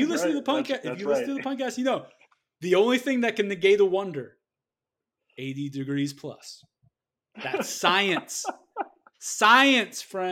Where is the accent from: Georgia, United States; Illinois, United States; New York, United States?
Georgia, United States; Atlanta; I grew up in Atlanta